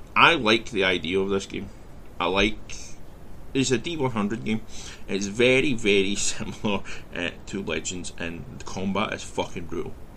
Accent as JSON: {"language": "English", "region": "west of Scotland", "country": "United Kingdom", "tie": "born or raised there", "said": "I grew up in Scotland, where, in the west of Scotland, where Celtic and Rangers, Catholic and Protestant, were the divide"}